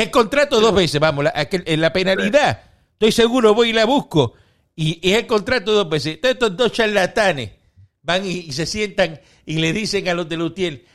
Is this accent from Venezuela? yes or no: no; Cuba; now in Miami, United States; todos los cubanos somos trompistas, todos los cubanos. Los cubanos estamos con Trump